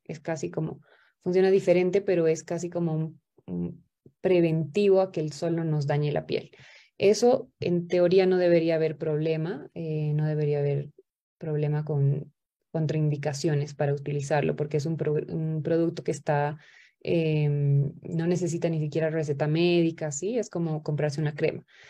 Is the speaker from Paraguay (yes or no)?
yes; Paraguay; soy de Paraguay